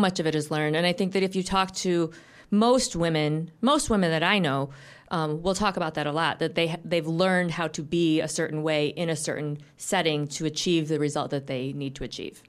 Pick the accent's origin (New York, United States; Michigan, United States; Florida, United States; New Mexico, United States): Michigan, United States; Grand Rapids; moved away; I'm from Grand Rapids originally, but I moved back after a fairly long time away about three years ago